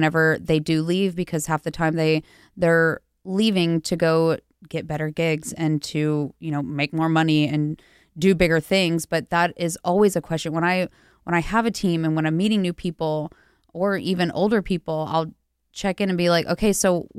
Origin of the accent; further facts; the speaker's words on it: Rockdale, Texas, United States; moved away as an adult; also born or lived in Lubbock, Texas; now in Los Angeles, United States; I'm from a little village in Texas. It's called Rockdale